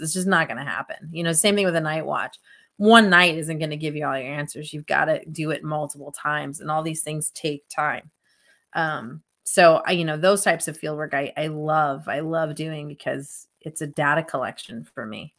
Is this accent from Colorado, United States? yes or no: yes; Estes Park, Colorado, United States; also born or lived in Tucson, Arizona; growing up in Estes Park, Colorado